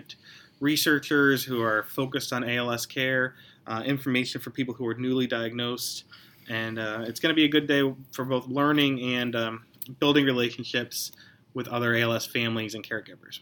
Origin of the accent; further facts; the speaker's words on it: Pittsburgh, Pennsylvania, United States; now in Philadelphia, United States; I'm from Pittsburgh originally